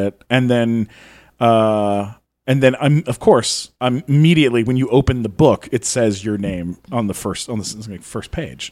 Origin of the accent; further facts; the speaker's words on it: San Diego, California, United States; I grew up in San Diego